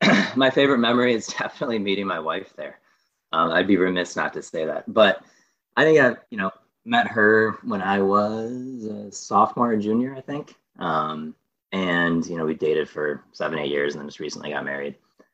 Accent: Michigan, United States; moved away as an adult; now in Ohio, United States; originating from Michigan, actually. So I grew up in Michigan

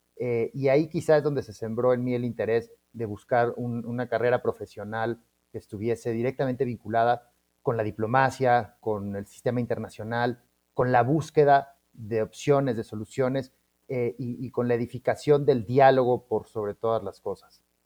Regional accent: Mexico City, Mexico; somos de la Ciudad de México

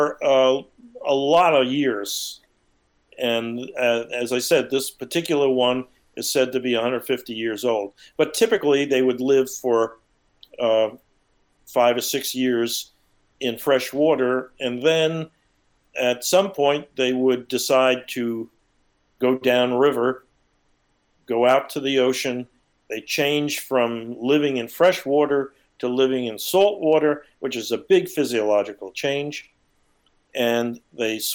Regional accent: Long Island, New York, United States; when I grew up on Long Island, New York, I lived on a tidal marsh

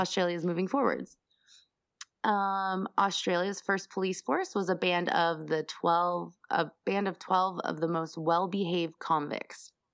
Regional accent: Denver, Colorado, United States; I'm from Denver, the craft beer capital of the world

